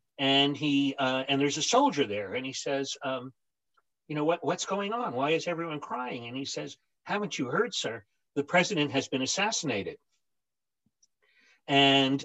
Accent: New York City, New York, United States; also born or lived in St. Louis / Poughkeepsie; I grew up in New York

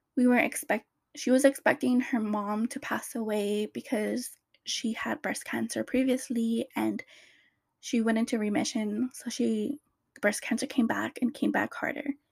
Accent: Riverside, Orange County, California, United States; I moved from Riverside all the way to Orange County

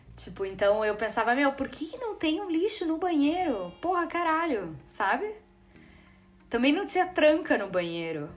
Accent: Brazil; como brasileiro

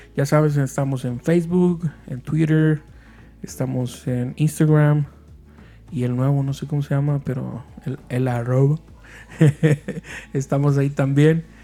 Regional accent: Mexico; los que somos de México

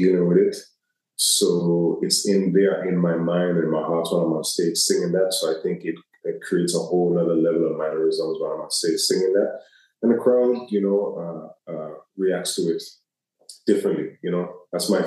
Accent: U.S. Virgin Islands; being from where I'm from, especially being American territory

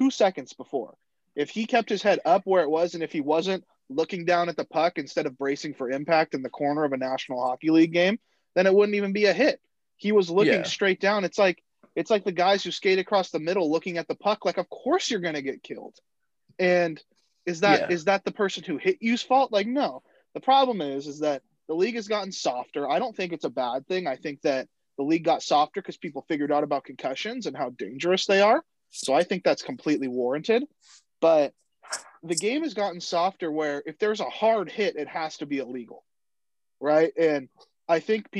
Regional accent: Bay Area, California, United States; when I tell someone that's not from California where I'm from, I say the Bay Area

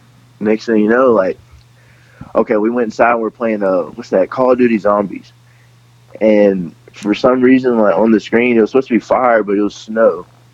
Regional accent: Houston, Texas, United States; also born or lived in Shreveport; Nah, I was born in Shreveport, and I kind of just bounced around. We moved a lot growing up. And we just ended up in Houston at the end of it.

